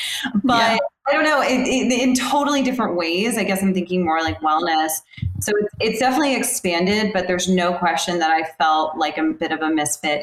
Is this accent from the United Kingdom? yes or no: no; the South, United States; Growing up in the South